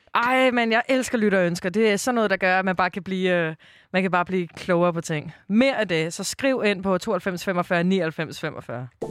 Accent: Copenhagen, Capital Region of Denmark, Denmark; jeg er jo fra Islands Brygge i København

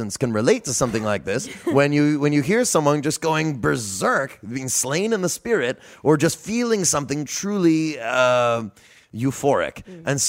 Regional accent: India; also born or lived in Yemen / Egypt; I'm not from New Orleans. I'm from further away than Napoleonville. Okay. I grew up in India and Yemen and Egypt.

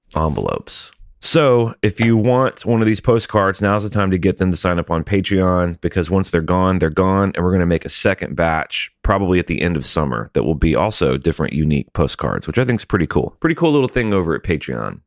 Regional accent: Montgomery, Alabama, United States; I'm from Alabama was born in Montgomery

